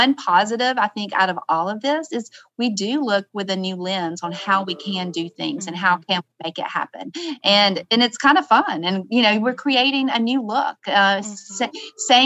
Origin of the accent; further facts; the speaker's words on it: the South, United States; I'm from the South